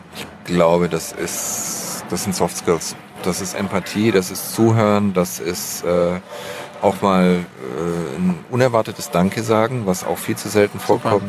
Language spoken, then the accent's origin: German; Stuttgart, Baden-Württemberg, Germany; moved away as an adult; also born or lived in Marbach am Neckar; now in Düsseldorf, Germany; ursprünglich Schwabe, Stuttgart, geboren in Schillers Geburtsstadt Marbach